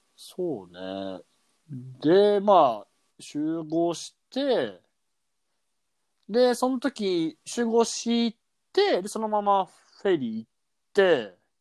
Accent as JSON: {"language": "Japanese", "region": "Kansai", "country": "Japan"}